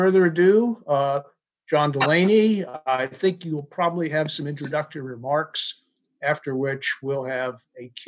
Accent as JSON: {"language": "English", "region": "Maryland", "country": "United States", "tie": "born or raised there", "said": "my home state of Maryland"}